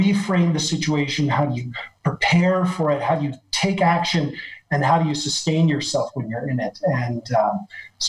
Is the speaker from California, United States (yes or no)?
no; Oregon, United States; now in Paris, France; I grew up on the West Coast, and I actually grew up in the state of Oregon